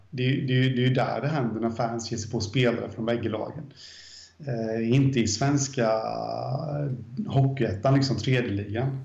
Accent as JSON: {"language": "Swedish", "town": "Jönköping", "region": "Jönköping County", "country": "Sweden", "said": "jag är från Guldstaden, Jönköping"}